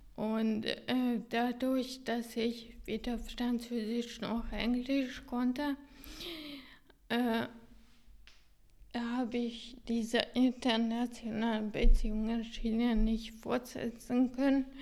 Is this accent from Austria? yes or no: no; Hungary; German is a second language; moved away as an adult; in Ungarn äh, in meiner Geburtsland